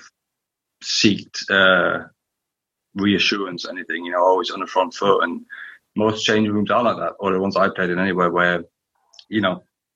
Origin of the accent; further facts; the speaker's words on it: Berlin, Germany; moved away; growing up in East Berlin